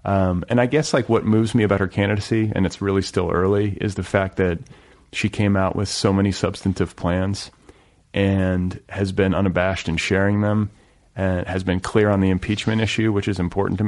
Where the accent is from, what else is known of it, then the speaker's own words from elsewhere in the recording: Midwest, United States; now in Los Angeles, United States; I grew up in the Midwest, so I know. Like, I grew up in Red State America.